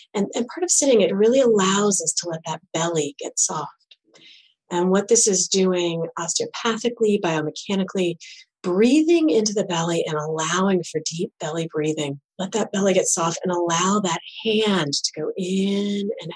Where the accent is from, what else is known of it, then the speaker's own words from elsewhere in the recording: Michigan, United States; we're from Michigan